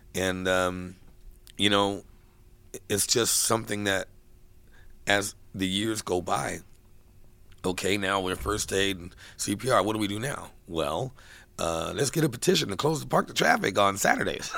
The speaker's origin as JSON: {"language": "English", "town": "Kansas City", "region": "Missouri", "country": "United States", "tie": "born or raised there", "moved": "yes", "lives_now": "San Francisco, United States", "said": "I was born in Kansas City"}